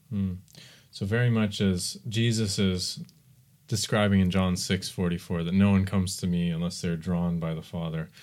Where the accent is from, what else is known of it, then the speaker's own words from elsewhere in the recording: United States; I'm American